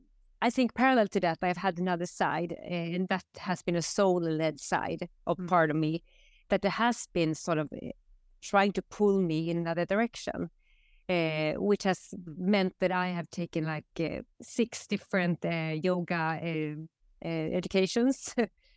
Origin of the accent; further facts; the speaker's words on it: Västerås, Västmanland, Sweden; English is a second language; here in Västerås. After 20 years being away from here, I did grow up here. I wasn't born here, but I grew up here